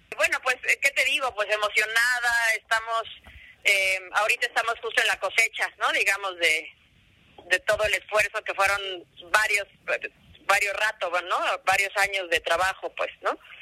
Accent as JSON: {"language": "Spanish", "country": "Mexico"}